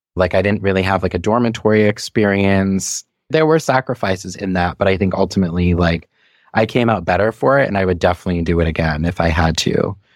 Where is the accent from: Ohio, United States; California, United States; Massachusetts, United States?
Massachusetts, United States; Saugus; also born or lived in Malden, Massachusetts / Revere, Massachusetts; I grew up mostly in towns called Saugus and Malden and a little bit in Revere